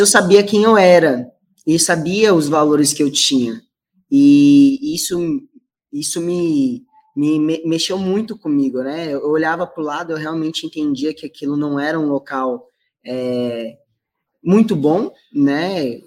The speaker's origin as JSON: {"language": "Portuguese", "region": "São Paulo", "country": "Brazil", "said": "vim aí da, de uma comunidade chamada Jardim Pantanal, não sei se vocês já ouviram falar, fica na zona leste de São Paulo"}